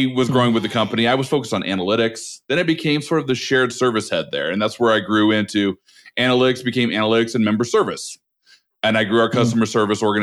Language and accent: English; Oregon, United States; moved away as an adult; also born or lived in Los Angeles, California; now in Colorado, United States; I grew up in Oregon, north of California.